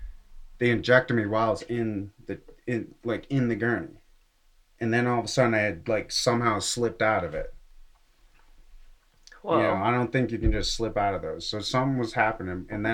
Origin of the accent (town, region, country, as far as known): Massachusetts, United States; born or raised there; now in Colorado, United States